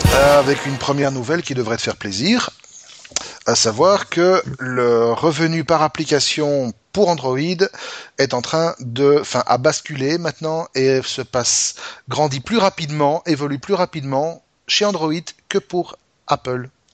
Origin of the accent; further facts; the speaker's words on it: Belgium; chez nous en Belgique